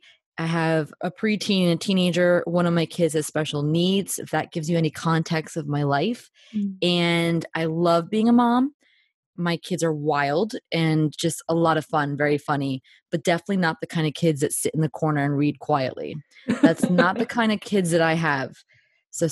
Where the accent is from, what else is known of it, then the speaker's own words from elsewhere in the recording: New Jersey, United States; moved away as an adult; also born or lived in Northern Ireland; Well, I am a Jersey girl.